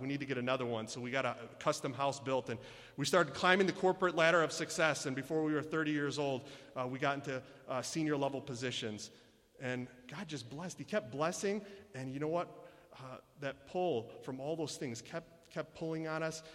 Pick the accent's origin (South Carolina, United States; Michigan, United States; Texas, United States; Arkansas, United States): Michigan, United States; I was born and raised here in Michigan